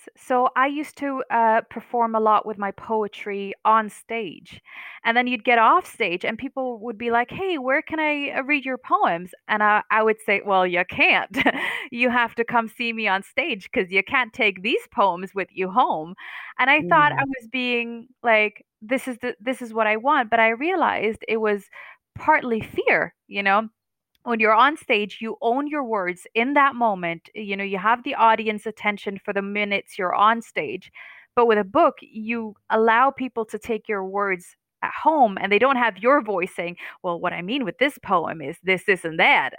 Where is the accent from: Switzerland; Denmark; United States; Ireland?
Denmark; I am Palestinian, born and raised in Denmark.